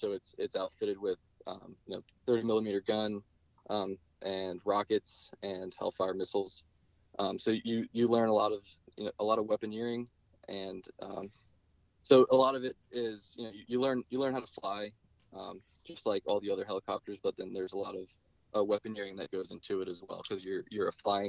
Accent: Ireland; It was St. Patrick's Day the first time I flew, and I knew it was a good day for me. As an Irish man.

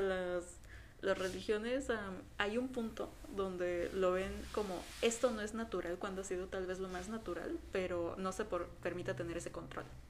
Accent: Mexico; aquí en México. Sí, para que de los que no sepan somos de México.

